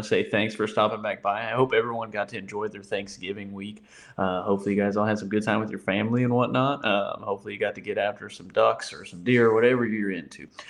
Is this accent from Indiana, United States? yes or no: yes; Indiana, United States; moved away as an adult; now in Louisiana, United States; I was born and raised in Indiana. That's where I grew up, spent my entire life until joining the Marine Corps and leaving.